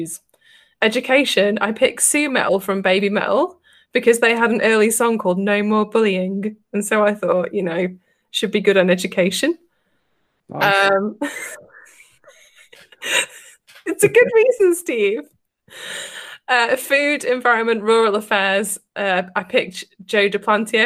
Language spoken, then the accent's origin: English; England, United Kingdom; we're English